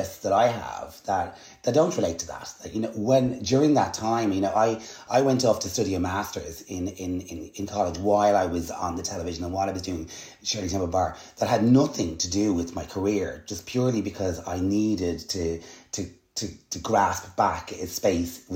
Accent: Dublin, Leinster, Ireland; accent: Dublin; also born or lived in United States / London; my brother and I were losing our lovely American accent and we were developing Dublin accents.

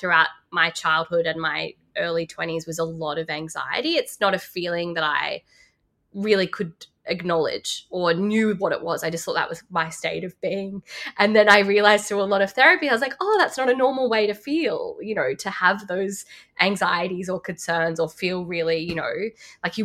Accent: Lismore, New South Wales, Australia; now in Sydney, Australia; I grew up in Lismore

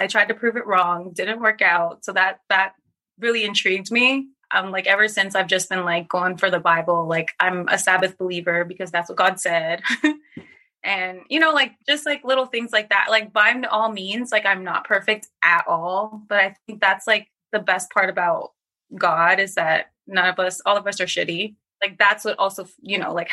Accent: Trinidad & Tobago; I'm from Trinidad

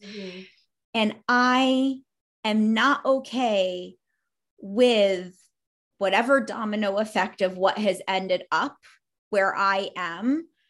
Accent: New York, United States; I grew up in New York State.

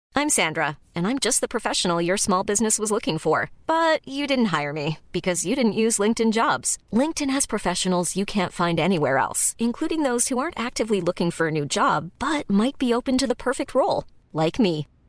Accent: Chesterfield, East Midlands, United Kingdom; I'm from Derbyshire, Chesterfield

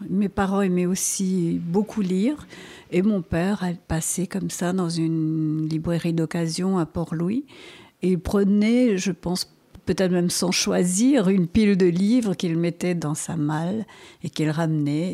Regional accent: Mauritius; first language Creole; ma langue maternelle, et quand je dis que c'est le créole et le français

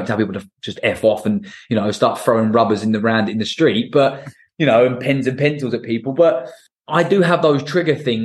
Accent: Portsmouth, South East England, United Kingdom; I'm from Portsmouth

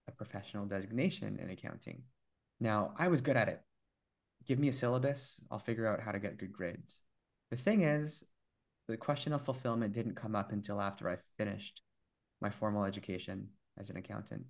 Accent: Vancouver, British Columbia, Canada; born and raised in Vancouver

